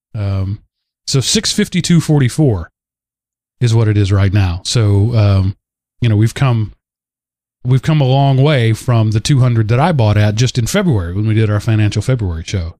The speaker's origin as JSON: {"language": "English", "region": "Texas", "country": "United States", "said": "I say that as a Texan."}